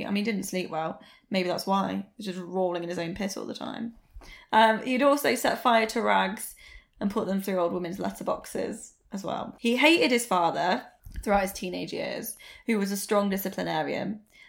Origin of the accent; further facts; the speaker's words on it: United Kingdom; Maybe it's because we're white British girls.